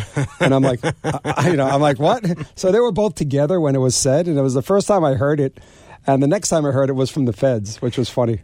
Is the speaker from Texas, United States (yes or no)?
no; Garden City, New York, United States; I grew up in Garden City, Long Island